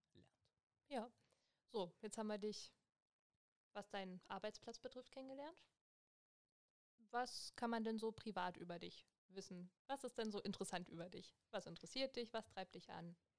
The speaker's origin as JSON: {"language": "German", "town": "Hoyerswerda", "region": "Saxony", "country": "Germany", "moved": "as an adult", "lives_now": "Cottbus, Germany", "said": "Ich komme ursprünglich aus Sachsen und zwar aus Hoyerswerda und ja, wohne jetzt schon seit ein paar Jahren in Cottbus"}